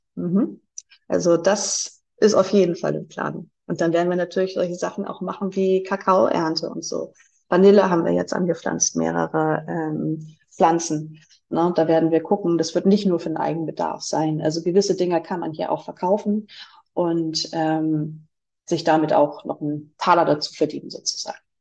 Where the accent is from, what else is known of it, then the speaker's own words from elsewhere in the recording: Germany; moved away as an adult; also born or lived in Leipzig, Germany; now in Ecuador; bei uns in Deutschland